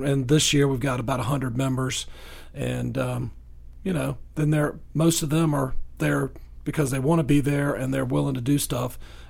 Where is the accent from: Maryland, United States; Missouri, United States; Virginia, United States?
Virginia, United States; now in Coweta County, United States; I'm from Virginia.